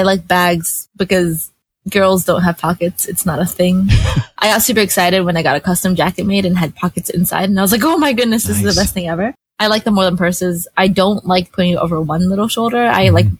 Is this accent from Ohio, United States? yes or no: no; Northern California, United States; I'm from NorCal-ish. Like, I went to undergrad there, so I have a lot of kind of connections up there